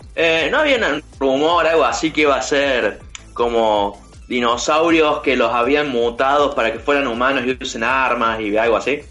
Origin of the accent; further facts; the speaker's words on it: Córdoba, Argentina; accent: cordobés; los cordobeses nos vamos a comer a todos los porteños